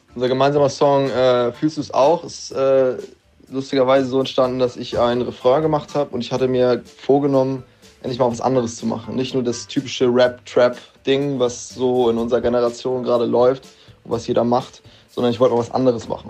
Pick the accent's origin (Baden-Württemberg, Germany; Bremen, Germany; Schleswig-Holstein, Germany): Schleswig-Holstein, Germany; Kiel; Ich komme aus Kiel und bin 20 Jahre alt